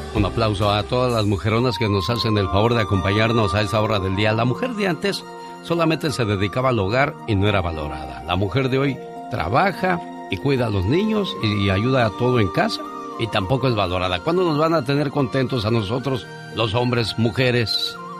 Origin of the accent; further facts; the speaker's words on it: Mexico; now in United States; nuestro México lindo y querido